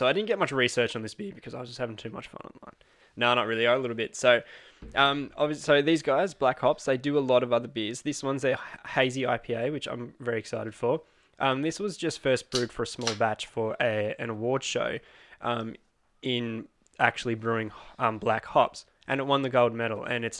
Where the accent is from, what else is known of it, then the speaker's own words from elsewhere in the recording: Tasmania, Australia; we're from Tasmania.